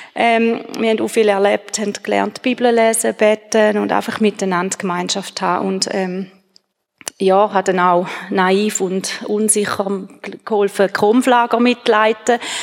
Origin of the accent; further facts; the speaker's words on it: Gächlingen, Schaffhausen, Switzerland; ich bin in Gächlingen aufgewachsen